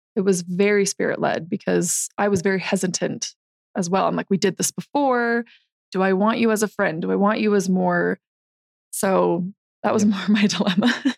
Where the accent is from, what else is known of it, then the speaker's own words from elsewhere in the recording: St. George, Utah, United States; I'm from St. George